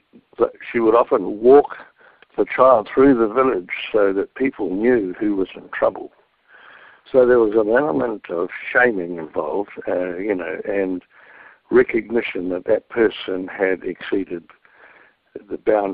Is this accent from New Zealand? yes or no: yes; New Zealand; being brought up as a Maori boy in a village